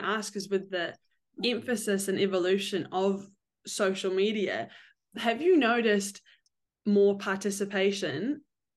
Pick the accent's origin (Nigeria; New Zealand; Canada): New Zealand; moved away; I'm from New Zealand